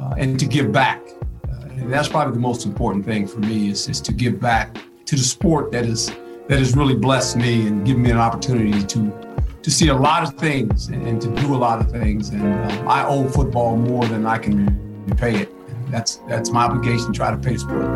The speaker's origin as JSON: {"language": "English", "town": "Seaside", "region": "California", "country": "United States", "tie": "born or raised there", "also_born_or_lived": "Fort Monmouth, New Jersey", "said": "I grew up in Seaside, lived on an Army base earlier, Fort Ord"}